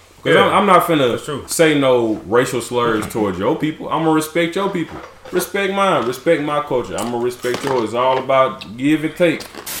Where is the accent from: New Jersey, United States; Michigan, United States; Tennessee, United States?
Tennessee, United States; Lewisburg; I'm from the Burbs. I'm from a town that's famous for goats, so you know I'm country as hell.